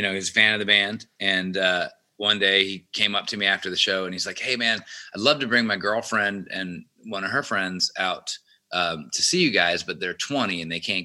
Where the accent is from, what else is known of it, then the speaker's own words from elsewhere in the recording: Atlanta, Georgia, United States; growing up in Atlanta